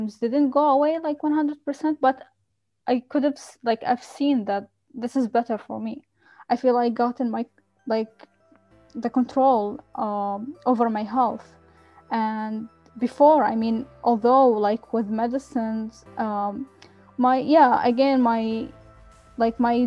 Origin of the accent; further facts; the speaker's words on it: Qatar; I grew up in Qatar